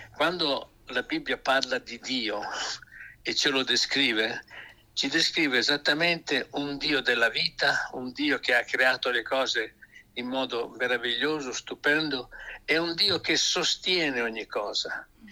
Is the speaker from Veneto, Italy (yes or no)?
no; Emilia-Romagna, Italy; sono di questa regione